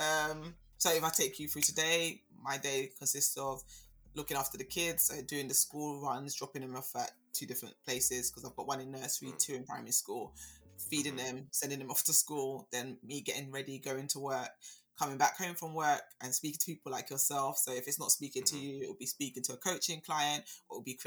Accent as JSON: {"language": "English", "region": "London", "country": "United Kingdom", "tie": "born or raised there", "also_born_or_lived": "Birmingham", "said": "I was born and raised in Southeast London"}